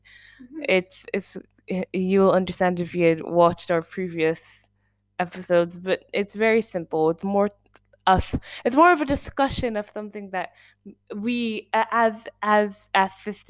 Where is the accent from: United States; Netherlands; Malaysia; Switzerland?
Switzerland; we're Swiss